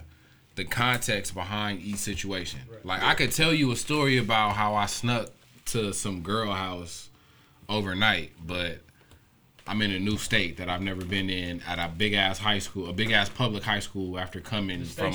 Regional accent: Los Angeles, California, United States; I grew up on Century and Town, but before I lived on Century and Town, I was off of King and Western

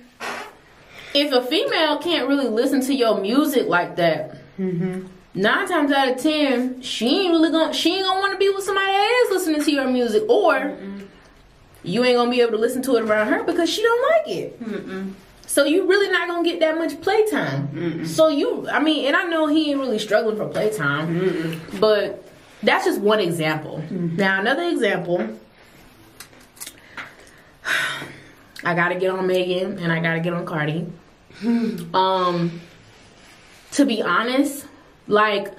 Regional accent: Decatur, Georgia, United States; also born or lived in Jamaica; I grew up in Decatur for a little bit

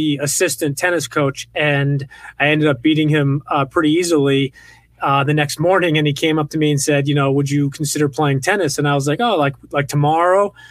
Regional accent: Westchester County, New York, United States; I grew up in the Northeast in Westchester County, New York

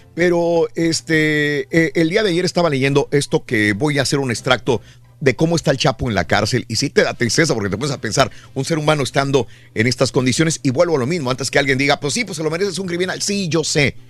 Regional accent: Mexico; moved away; cuando yo crecí en México

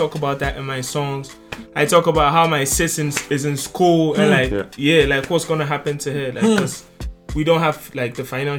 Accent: Tema, Greater Accra, Ghana; Like growing up in Tema was kind of tough. I didn't grow up in like a very good home financially.

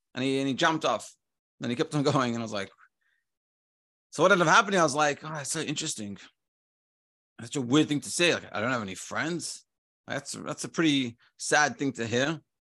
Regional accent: Melbourne, Victoria, Australia; when I grew up in Melbourne, you just, everyone knows each other

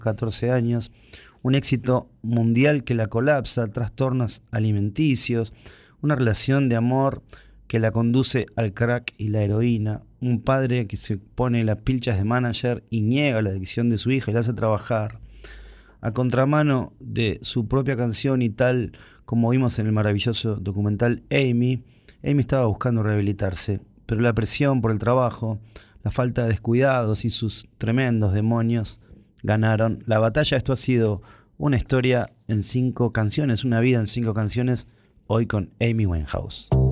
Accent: Ituzaingó, Buenos Aires Province, Argentina; Cuando era chico, por acá por Ituzaingó, ahí de Vila, la mamá de mi amigo Eduardo Urio, nos cantaba la canción

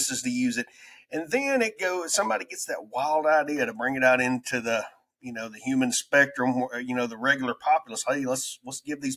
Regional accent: United States; accent: redneck

